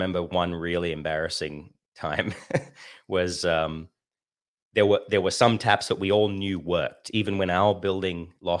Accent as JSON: {"language": "English", "town": "Sydney", "region": "New South Wales", "country": "Australia", "tie": "born there", "said": "they joined in Sydney, and I was born in Sydney. So they got married in the Sydney temple"}